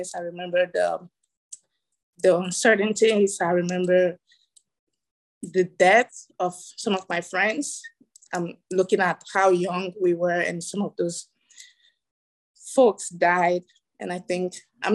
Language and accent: English; Ghana; moved away; also born or lived in Togo; I was born in Togo, West Africa, raised in Ghana